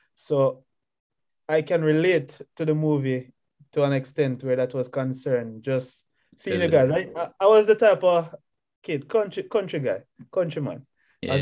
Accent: Mile Gully, Manchester, Jamaica; also born or lived in Mandeville, Jamaica; Born in Mandeville, Manchester. And then I grew up within Manchester, which is central Jamaica. Mostly in Mile Gully.

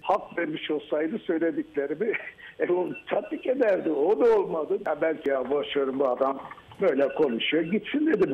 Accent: Urfa, Şanlıurfa, Turkey; milletvekili olarak, bir Urfalı olarak

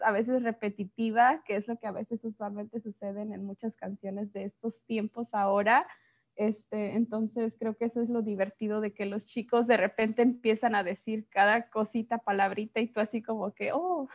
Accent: Guanajuato, Mexico; first language Spanish; now in United States; soy de México, este, eh, específicamente de Guanajuato

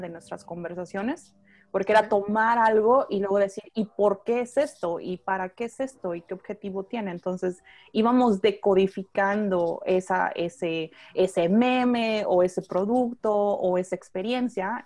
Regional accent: Tijuana, Baja California, Mexico; moved away as an adult; now in Austin, United States; soy originaria de Tijuana y ahorita vivo en Austin, Texas

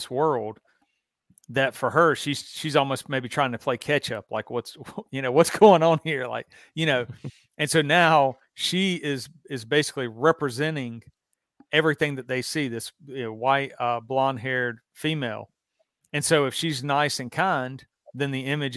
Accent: the South, United States; where I grew up in the South

